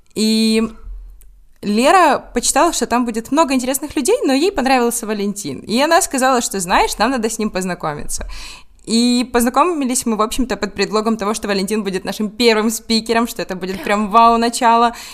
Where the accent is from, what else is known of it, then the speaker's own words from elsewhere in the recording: Ukraine; мы с Украины